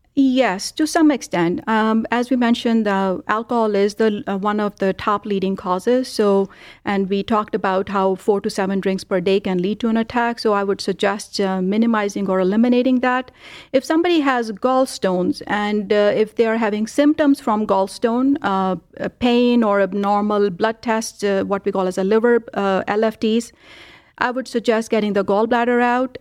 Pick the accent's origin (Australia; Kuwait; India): India; now in Cleveland, United States; I grew up in India